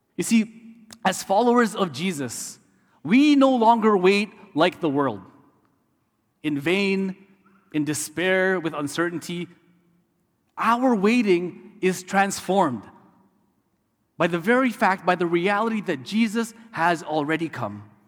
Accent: Canada; also born or lived in Detroit, Michigan; as a Canadian studying in the U S

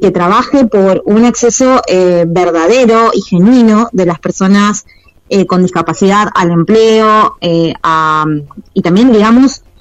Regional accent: Mendoza, Argentina; now in Mar del Plata, Argentina; hace un tiempo eh, que estoy viviendo en Mar del Plata, yo no soy de acá de Mar del, pero bueno, la elegí como, mi ciudad para vivir. Y mm, bueno, también en mi ciudad de, de origen, yo soy mendocina

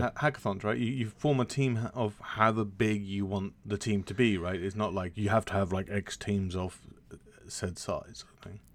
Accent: United Kingdom; as a British person

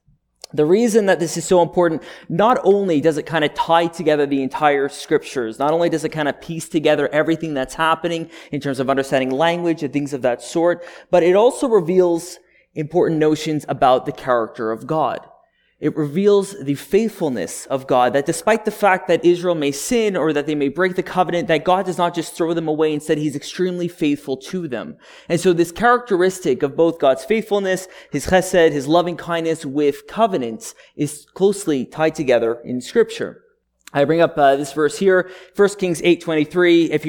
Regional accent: Montreal, Quebec, Canada; I was born and raised up in Montreal, in Quebec.

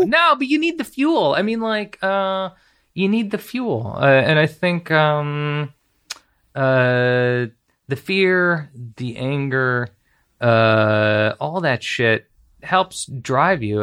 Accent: Beverly Hills, California, United States; I grew up in Los Angeles, grew up in Beverly Hills

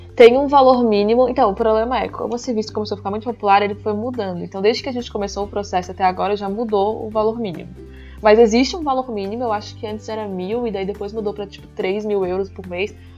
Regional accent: Brazil; moved away as an adult; now in Portugal; A gente é brasileira, a gente fala a língua, a gente consegue entrar nas faculdades daqui

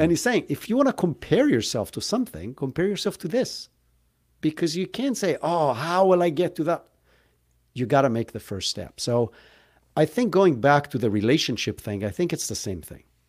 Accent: Israel; moved away as an adult; now in United States; I grew up in Israel, hence where if you were kind of, like, trying to pick up the accent, that's where I'm from

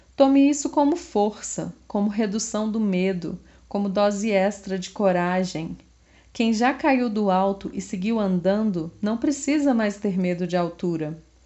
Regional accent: Brasília, Federal District, Brazil; eu sou de Brasília

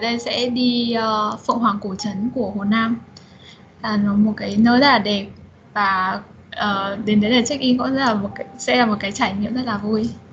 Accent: Vietnam; moved away as an adult; now in China; mình đã cũng là người Việt Nam

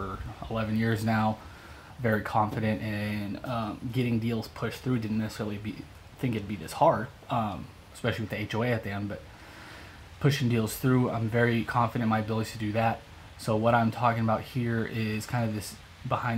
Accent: Midwest, United States; now in Tampa, United States; we're both from the Midwest, so a lot of Midwestern work ethic

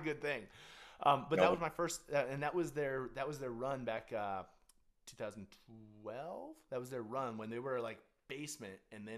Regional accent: Canada; I'm Canadian

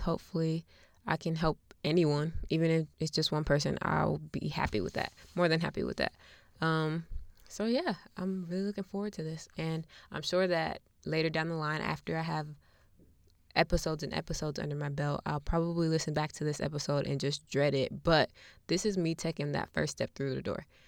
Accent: Buffalo, New York, United States; now in Charlotte, United States; I'm from Buffalo, New York, even though I currently live in Charlotte, North Carolina

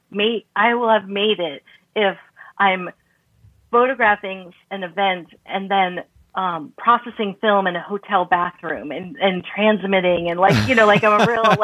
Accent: South Florida, United States; I'm actually from South Florida

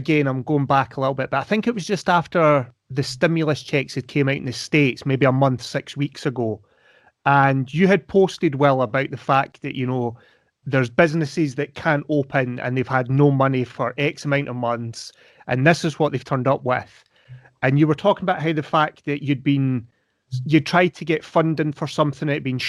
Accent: Scotland, United Kingdom; accent: Scottish; that's my Scottish accent.

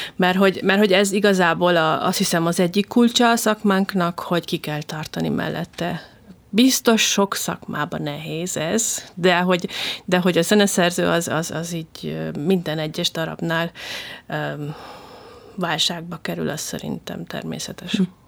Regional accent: Hungary; magyarként külföldön lenni

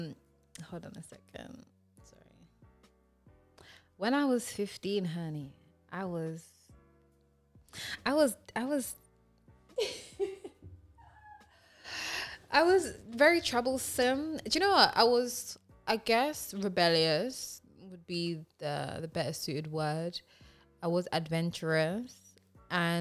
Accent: London, United Kingdom; I grew up in Tottenham

